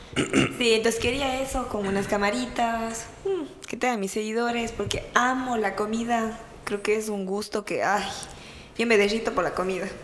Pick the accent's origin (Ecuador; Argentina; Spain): Ecuador; now in Myrtle Beach, United States; somos ecuatorianos, venimos de diferentes ciudades